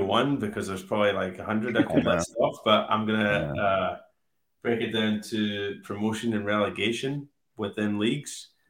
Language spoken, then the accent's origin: English; Scotland, United Kingdom; I'm from Scotland